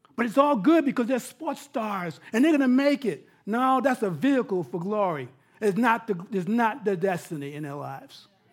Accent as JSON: {"language": "English", "region": "New York", "country": "United States", "said": "I'm from New York"}